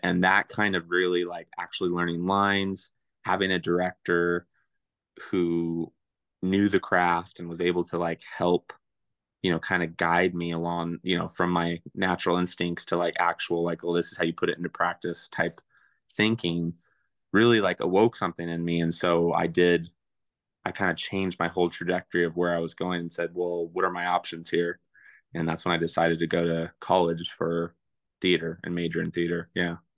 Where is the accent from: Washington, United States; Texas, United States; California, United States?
California, United States; Springville; also born or lived in Porterville, California / Coarsegold, California; I grew up in Springville, California, which is above Porterville